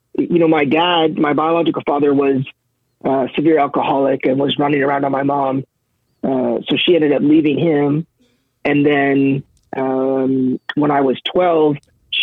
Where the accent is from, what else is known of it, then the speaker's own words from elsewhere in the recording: Saint John, New Brunswick, Canada; also born or lived in Brown's Flat, New Brunswick; spent the first 8 years of my life in St. John. Then my parents separated, and I moved with my mom to Brown's Flat, New Brunswick